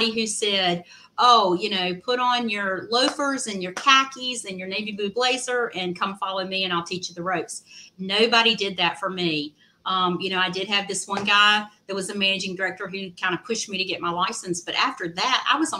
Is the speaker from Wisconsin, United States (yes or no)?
no; Southwest Virginia, United States; moved away as an adult; now in Raleigh, United States; where I grew up in Southwest Virginia